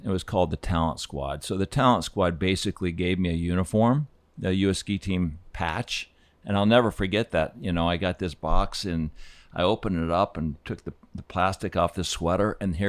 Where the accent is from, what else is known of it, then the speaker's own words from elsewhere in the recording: Laramie, Wyoming, United States; also born or lived in Fort Collins, Colorado / Aspen, Colorado; I was born in Fort Collins, Colorado. And then we grew up in Laramie for about 7 years before, or 6 years before we moved to Aspen. But I was born in Colorado.